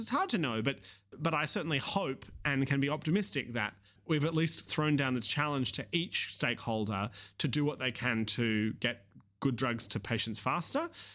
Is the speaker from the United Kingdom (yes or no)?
no; Australia; accent: Australian; you can hear my Australian accent